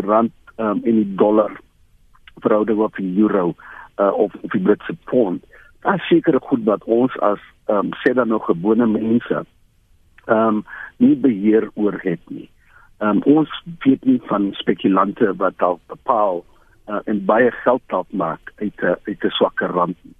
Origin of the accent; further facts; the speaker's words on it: South Africa; ons as Suid-Afrikaners